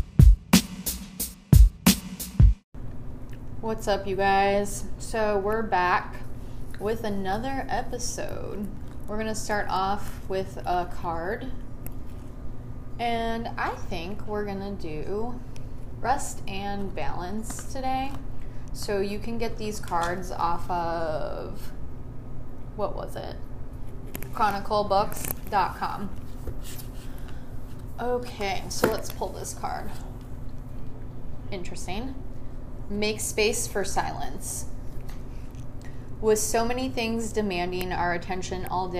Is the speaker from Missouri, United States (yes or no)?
no; Chicago, Illinois, United States; now in Phoenix, United States; I am also from Chicago, born and raised. We moved to Phoenix in 1999 as well.